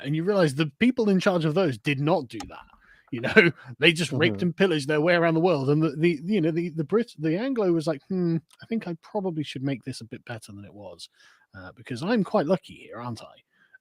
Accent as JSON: {"language": "English", "region": "England", "country": "United Kingdom", "said": "I would still think of myself as an Englishman first"}